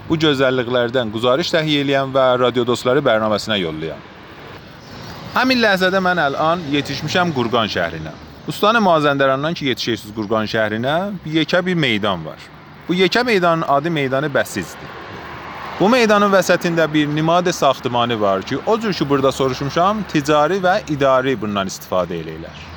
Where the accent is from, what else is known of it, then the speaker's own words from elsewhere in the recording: Ardabil, Ardabil Province, Iran; və Ərdəbilliyəm.